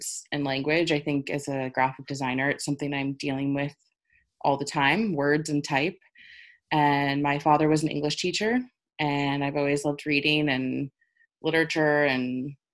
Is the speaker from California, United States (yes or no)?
yes; Los Angeles, California, United States; moved away; also born or lived in New York; when I moved back to LA a couple years ago. I was like just back in my hometown